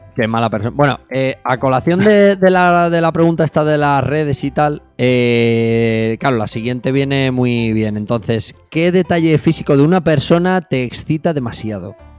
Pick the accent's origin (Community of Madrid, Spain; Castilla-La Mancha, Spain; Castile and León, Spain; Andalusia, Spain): Community of Madrid, Spain; Fuenlabrada; yo crecí en Fuenlabrada, ahora ya no vivo allí